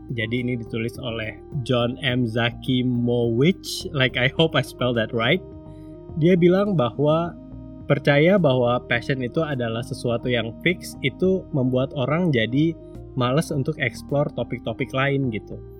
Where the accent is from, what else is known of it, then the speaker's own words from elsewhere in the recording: Sanggau, West Kalimantan, Indonesia; moved away; aku balik-balik lagi ke Sanggau ya hmm. kota asalku